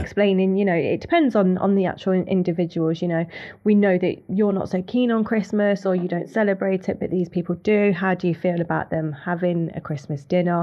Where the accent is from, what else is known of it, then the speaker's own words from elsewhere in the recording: Leicester, East Midlands, United Kingdom; I'm from Leicester